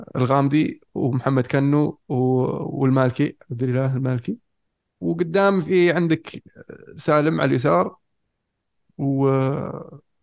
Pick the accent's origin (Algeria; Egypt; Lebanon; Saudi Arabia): Saudi Arabia; عندنا في السعوديه